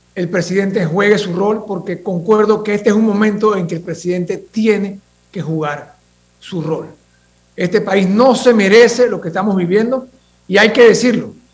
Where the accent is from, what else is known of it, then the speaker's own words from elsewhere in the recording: Panama; nosotros como panameños